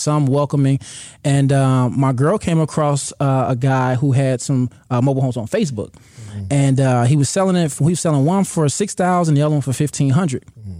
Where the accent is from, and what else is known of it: Chicago, Illinois, United States